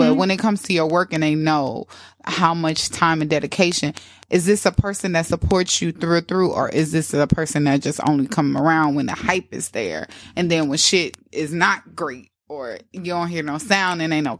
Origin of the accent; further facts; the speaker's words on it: St. Louis, Missouri, United States; Shout out to my hometown.